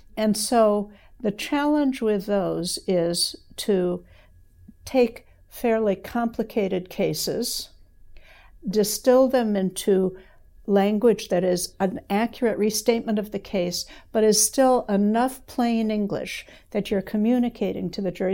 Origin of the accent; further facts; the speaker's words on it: Evanston, Illinois, United States; moved away as an adult; also born or lived in Madison, Wisconsin; now in Lexington, United States; I grew up in Evanston, Illinois, which is the first suburb north of Chicago